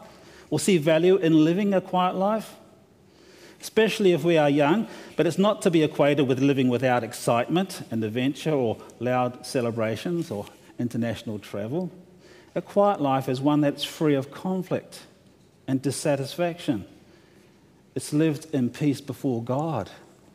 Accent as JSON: {"language": "English", "country": "New Zealand", "moved": "yes", "lives_now": "Australia", "said": "I'm from New Zealand"}